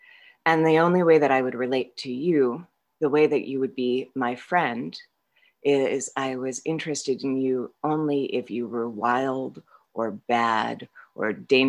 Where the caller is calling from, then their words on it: Vermont, United States; I'm an alcoholic. I'm calling from Vermont